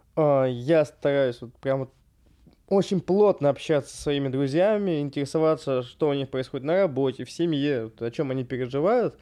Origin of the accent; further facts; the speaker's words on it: Rybinsk, Yaroslavl Oblast, Russia; moved away; я из Рыбинска